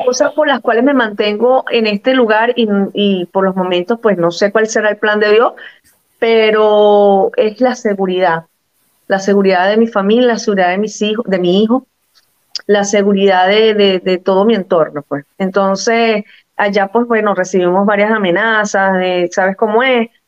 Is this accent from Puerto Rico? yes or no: no; Venezuela; moved away as an adult; also born or lived in Portugal; now in Cascais, Portugal; La única nacida en Venezuela soy yo